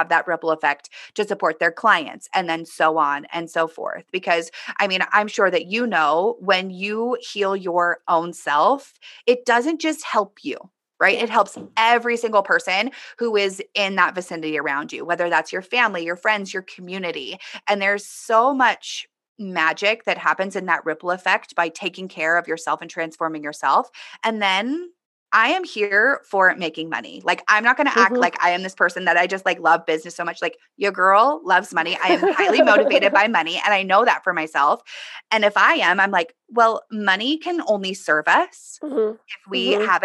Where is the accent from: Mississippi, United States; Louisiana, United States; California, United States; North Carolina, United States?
California, United States; Southern; I grew up in Southern California